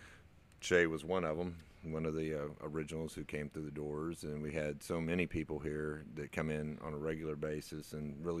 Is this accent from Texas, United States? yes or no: yes; Magnolia, Texas, United States; I've lived out there for my whole life. I grew up in Magnolia